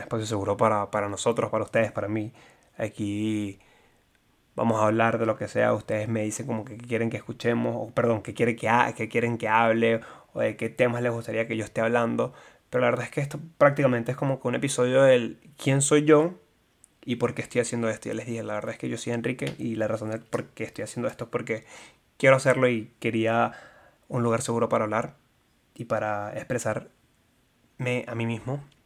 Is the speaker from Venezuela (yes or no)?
yes; Maracay, Aragua, Venezuela; moved away as an adult; also born or lived in La Guaira, Venezuela; now in Houston, United States; soy de La Guaira, me mudé a Maracay porque era donde vivía hasta mis 18 años. Me mudé a Maracay a los dos años después de la tragedia de Vargas